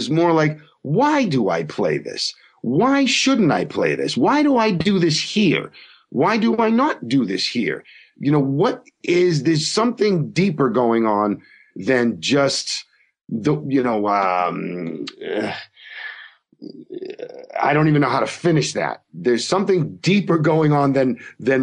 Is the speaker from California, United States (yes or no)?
no; Massachusetts, United States; also born or lived in Providence, Rhode Island; I grew up in Massachusetts